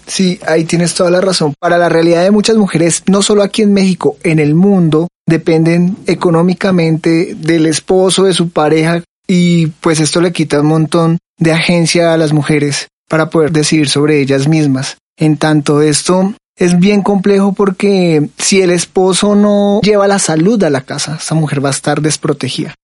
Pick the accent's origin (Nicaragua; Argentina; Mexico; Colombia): Colombia; yo soy colombiano